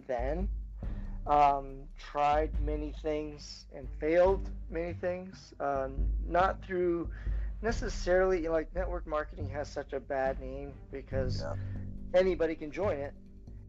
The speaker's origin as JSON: {"language": "English", "region": "Maine", "country": "United States", "tie": "born or raised there", "said": "I grew up in Maine. Mostly, we did a lot of moving around before I was six, basically, but as soon as we got planted in Maine, we grew up"}